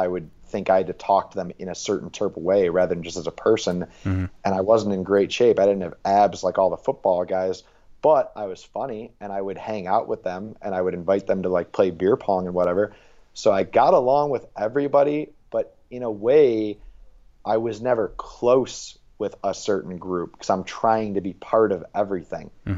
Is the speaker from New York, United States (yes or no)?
yes; New York, United States; moved away as an adult; growing up in New York